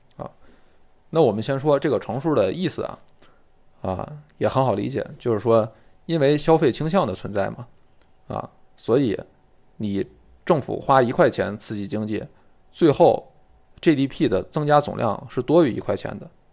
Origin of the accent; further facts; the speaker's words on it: China; 我们中国人其实对理解坎思的这个推理应该是能有很切实的感受的